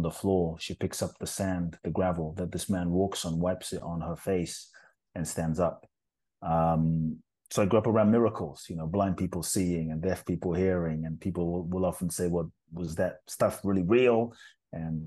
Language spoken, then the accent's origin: English; London, United Kingdom; born or raised there; also born or lived in Ghana; now in Los Angeles, United States